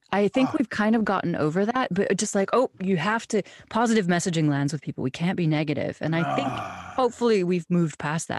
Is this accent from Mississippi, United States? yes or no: no; Wyoming, United States; I'm from Wyoming. So like you, I grew up outdoors. I grew up in the wilderness